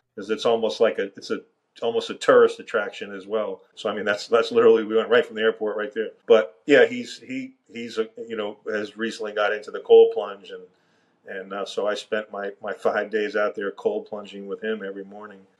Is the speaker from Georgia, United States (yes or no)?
no; Miami, Florida, United States; I grew up in Miami